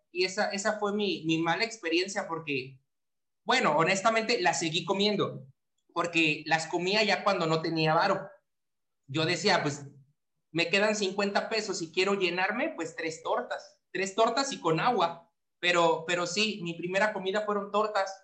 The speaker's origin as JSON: {"language": "Spanish", "town": "Papantla", "region": "Veracruz", "country": "Mexico", "tie": "born or raised there", "moved": "as an adult", "said": "mi pueblito"}